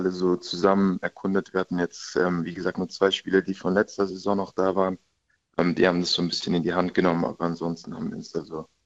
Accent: Reutlingen, Baden-Württemberg, Germany; also born or lived in Munich; now in Karlsruhe, Germany; Ich meine, ich komme eigentlich aus Reutlingen, ist eine etwas kleinere Stadt, München dann noch etwas größer, aber jetzt Karlsruhe finde ich ist eigentlich eine recht gute Größe als Stadt.

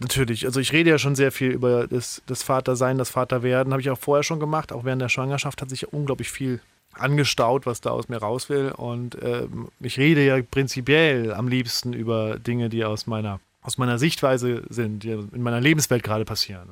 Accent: Saarbrücken, Saarland, Germany; also born or lived in Berlin; now in Heidelberg, Germany; so ein Rockclub in Saarbrücken, wo ich herkomme

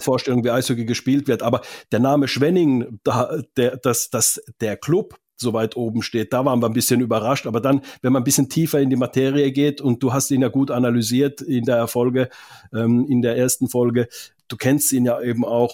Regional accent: Finland; now in Germany; Ich komme ja aus Finnland

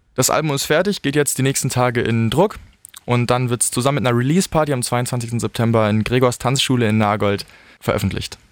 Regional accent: Portugal; now in Altensteig, Germany; ich bin in Portugal aufgewachsen.

